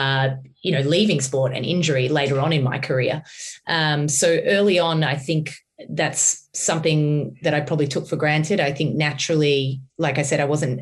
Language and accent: English; Australia; I'm coming from Australia.